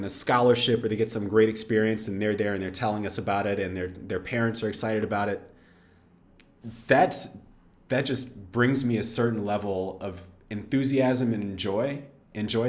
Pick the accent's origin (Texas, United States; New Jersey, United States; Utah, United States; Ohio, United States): Texas, United States; I grew up in Texas, which part of growing up in Texas means high school football